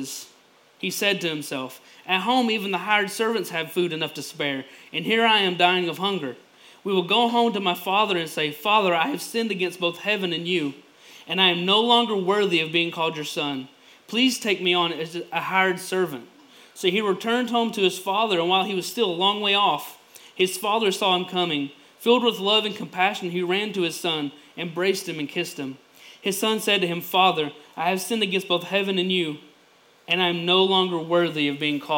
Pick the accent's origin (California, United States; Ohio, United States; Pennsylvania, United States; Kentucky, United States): Kentucky, United States; Lower Johns Creek, Eastern; I'm originally from Lower Johns Creek